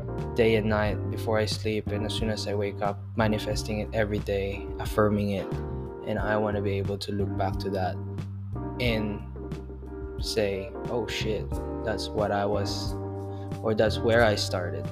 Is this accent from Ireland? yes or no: no; Philippines; now in Melbourne, Australia; I am currently residing in Australia, Melbourne, Australia. I'm originally from the Philippines